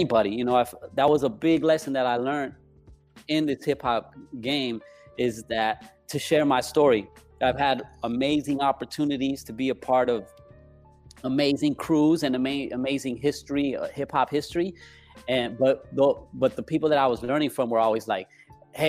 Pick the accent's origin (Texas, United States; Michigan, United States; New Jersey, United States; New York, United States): Texas, United States; El Paso; also born or lived in Las Vegas, Nevada / Chihuahua, Mexico (ancestry); now in Los Angeles, United States; growing up in El Paso, I didn't grow up with my culture